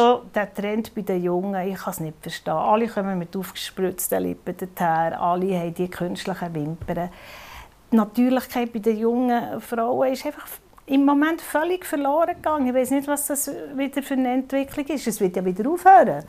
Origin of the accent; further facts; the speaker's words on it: Bern, Switzerland; als Bernerin